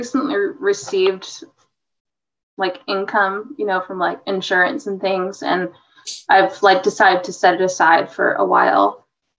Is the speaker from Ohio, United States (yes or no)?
no; Rhode Island, United States; moved away; I'm from Rhode Island originally.